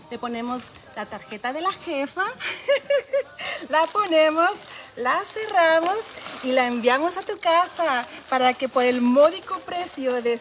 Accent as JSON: {"language": "Spanish", "region": "Chihuahua", "country": "Mexico", "said": "Yo soy de Chihuahua."}